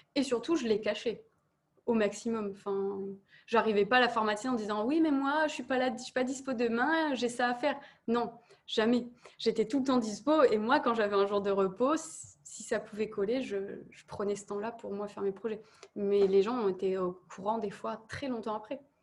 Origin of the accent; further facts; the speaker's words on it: Nord-Pas-de-Calais, Hauts-de-France, France; j'ai fait les petites élections à côté de chez moi, et puis je suis arrivée à l'élection de Miss Nord-Pas-de-Calais